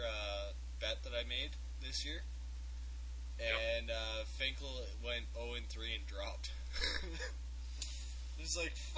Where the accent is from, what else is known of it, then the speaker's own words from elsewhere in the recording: Canada; I'm Canadian all the way